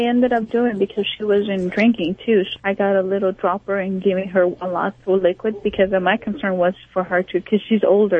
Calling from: Encino, California, United States; I'm calling from Encino, California.

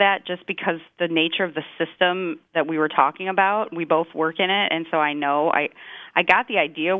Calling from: Green Bay, Wisconsin, United States; I'm calling from Green Bay, Wisconsin.

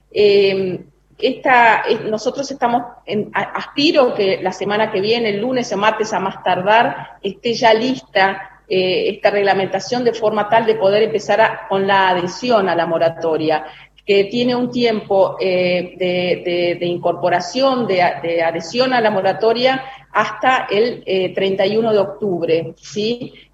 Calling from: Concepción del Uruguay, Entre Ríos, Argentina; soy et 11 de Concepción del Uruguay, provincia de Entre Ríos.

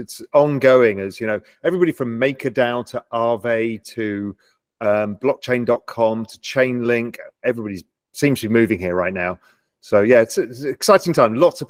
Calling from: Little Cayman, Cayman Islands; I'm in my house in Little Cayman, an island of 140 people in the middle of the Caribbean Sea.

